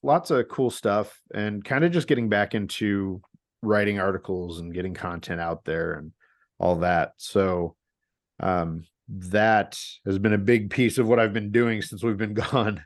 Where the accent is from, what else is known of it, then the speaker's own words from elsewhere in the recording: St. Louis, Missouri, United States; now in Portland, United States; I grew up in Saint Louis